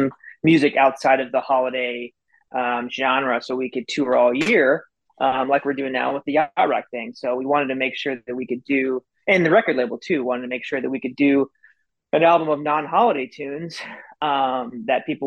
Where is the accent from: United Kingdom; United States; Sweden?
United States; Iowa; moved away as an adult; also born or lived in Indiana; I was born and raised in Iowa